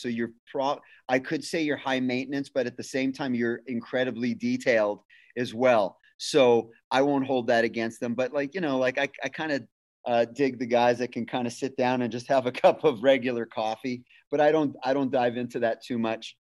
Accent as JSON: {"language": "English", "town": "Winnipeg", "region": "Manitoba", "country": "Canada", "tie": "born or raised there", "also_born_or_lived": "Ridgecrest, California / Fontana, California", "moved": "as an adult", "lives_now": "California, United States", "said": "I moved back to my hometown uh, of Winnipeg"}